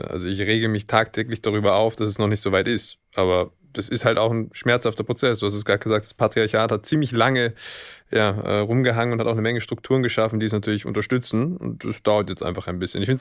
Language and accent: German; Hamburg, Germany; born there; Ich bin in Hamburg geboren.